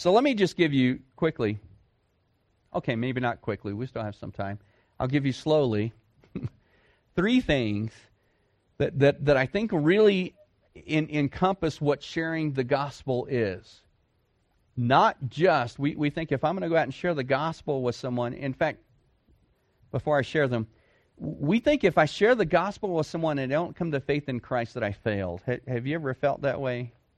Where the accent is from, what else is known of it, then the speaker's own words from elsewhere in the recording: Dallas, Texas, United States; I grew up in a city. I grew up in Dallas Fort Worth